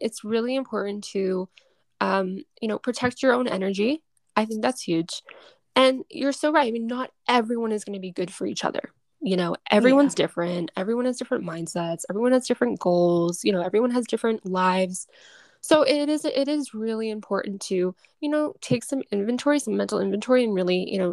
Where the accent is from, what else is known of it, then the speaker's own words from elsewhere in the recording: Boston, Massachusetts, United States; I'm from Boston, like I'm from Mass, and all of my girlfriends are mainly from Mass